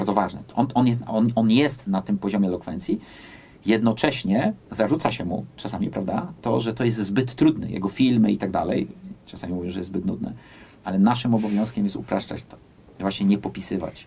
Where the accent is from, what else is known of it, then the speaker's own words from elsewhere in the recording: United States; moved away; ja też się wychowałem w Stanach Zjednoczonych